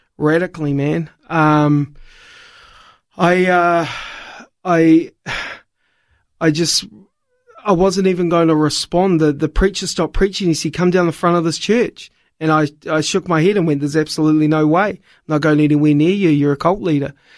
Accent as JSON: {"language": "English", "country": "New Zealand", "tie": "born or raised there", "also_born_or_lived": "Wollongong, Australia", "moved": "yes", "said": "I was born in New Zealand"}